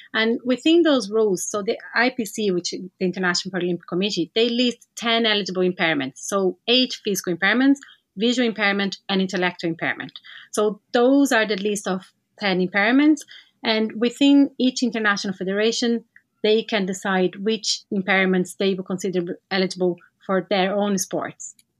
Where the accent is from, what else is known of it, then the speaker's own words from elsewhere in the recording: Brazil; moved away as an adult; now in Ireland; I'm from Brazil